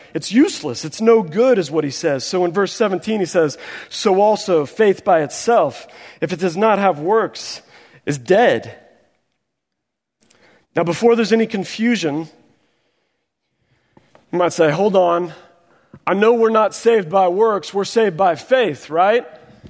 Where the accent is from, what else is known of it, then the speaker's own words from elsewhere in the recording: Missouri, United States; I am from Missouri, the show me state. I see another Missouri brother there shaking his hand.